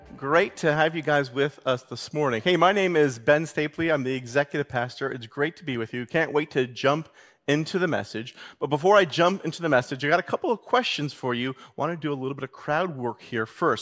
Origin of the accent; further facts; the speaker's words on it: Canada; as a Canadian